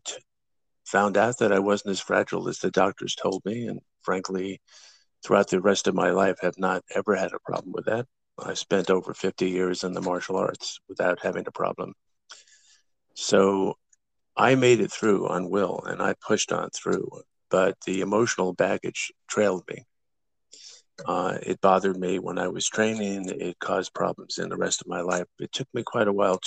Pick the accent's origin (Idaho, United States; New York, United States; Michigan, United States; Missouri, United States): New York, United States; Long Island; also born or lived in Bronx, New York; I grew up originally in the Bronx until about the age of 9, and then out to Long Island for the rest of the time